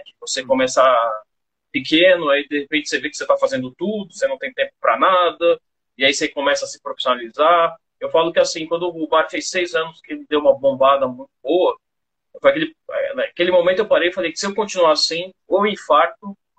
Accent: São Paulo, Brazil; moved away as an adult; now in Campo Grande, Brazil; Eu sou de São Paulo. Eu mudei para Campo Grande, que queria fugir um pouco da loucura de São Paulo, eu e minha esposa

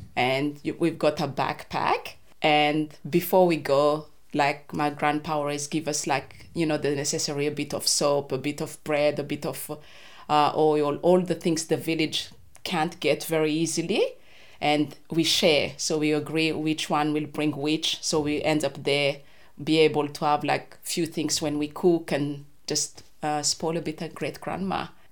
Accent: Madagascar; English is a second language; moved away as an adult; also born or lived in Antananarivo, Madagascar; now in Hobart, Australia; I grew up in Madagascar

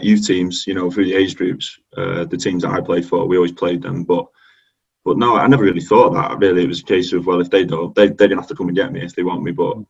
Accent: Manchester, North West England, United Kingdom; I was born in Manchester, and all my family from there.

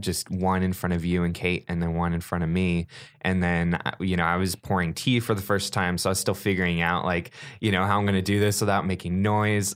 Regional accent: Grass Valley, California, United States; born or raised there

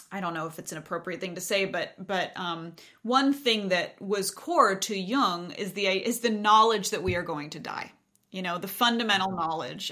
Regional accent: Montana, United States; I grew up in Montana

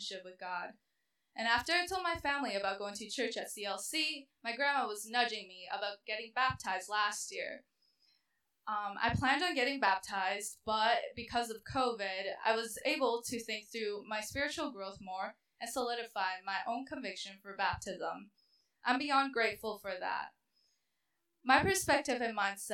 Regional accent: Minnesota, United States; also born or lived in China; moved to Minnesota when I was 6 years old

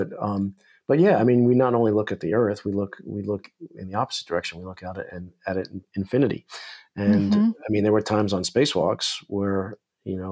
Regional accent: New York, United States; growing up in New York

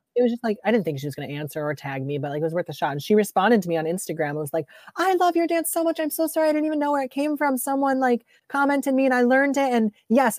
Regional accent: Rochester, New York, United States; I grew up in Rochester

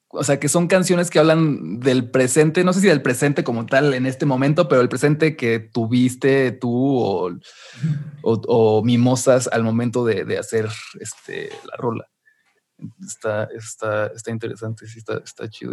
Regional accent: Mexico; yo aquí como mexicano

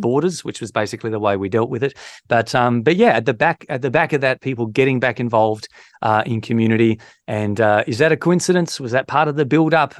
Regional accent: Victor Harbor, South Australia, Australia; moved away; from Victor Harbour, where I'm from, in South Australia

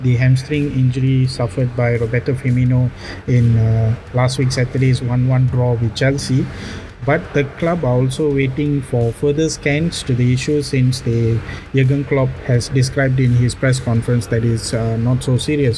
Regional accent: Malaysia; I'm Malaysian, so us Malaysians, since I'm an Indian, I used to go to Batu Caves.

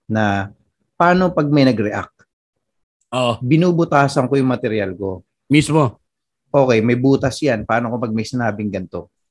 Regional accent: Philippines; Ikaw, tiga Tondo, ako tiga probinsya

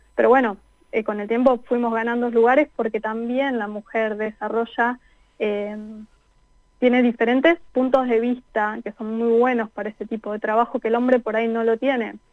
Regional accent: Neuquén, Argentina; moved away as an adult; now in France; no nací en Neuquén, pero viví en Neuquén a partir de los dos años. Así que prácticamente toda la vida.

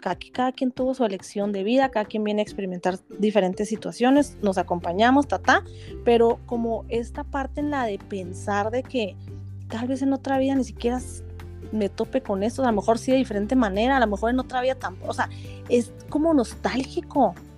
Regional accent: Chihuahua, Mexico; yo acá soy de Chihuahua y las personas de Chihuahua somos así

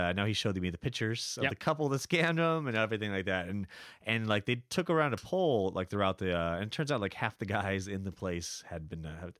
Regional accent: California, United States; moved away as an adult; also born or lived in San Francisco; now in Shanghai, China; I am from California originally.

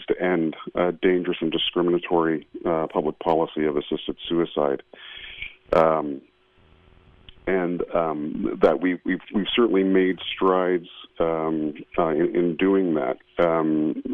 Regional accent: Toronto, Ontario, Canada; So I am from Ontario, Canada. I was born in Toronto.

